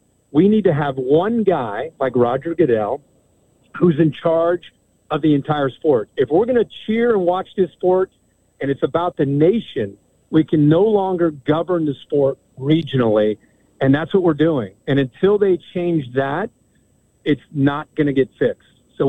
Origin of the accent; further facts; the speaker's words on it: Midwest, United States; as growing up in the Midwest, as it gets dark and all of a sudden you turn on that Rose Bowl